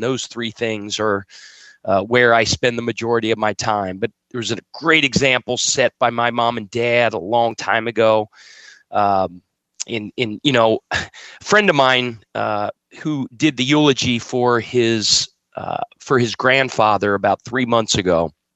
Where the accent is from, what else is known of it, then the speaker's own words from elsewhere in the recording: Cincinnati, Ohio, United States; also born or lived in Wyoming / Winston-Salem, North Carolina / Rock Hill, South Carolina; now in Charleston, United States; I eat, sleep, and drink the Cincinnati Reds and the Cincinnati Bengals. Um, that's my hometown